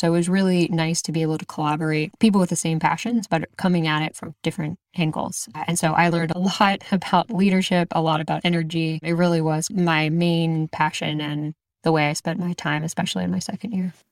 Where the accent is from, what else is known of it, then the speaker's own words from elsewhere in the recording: Exton, Pennsylvania, United States; moved away; I actually grew up outside of Philadelphia in a place called Exton, Pennsylvania.